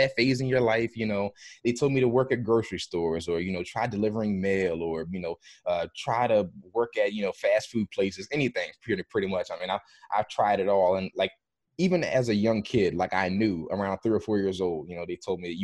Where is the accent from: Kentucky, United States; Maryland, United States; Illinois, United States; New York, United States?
Maryland, United States; I grew up in Maryland.